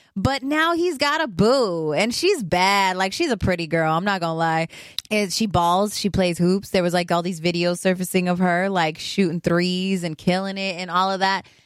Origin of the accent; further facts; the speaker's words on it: Los Angeles, California, United States; I'm an LA girl at heart, born and raised in Los Angeles